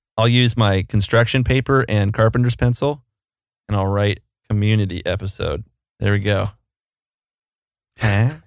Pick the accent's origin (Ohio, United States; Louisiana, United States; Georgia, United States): Ohio, United States; Columbus; I'm from Columbus, Ohio. I still live in Columbus, Ohio.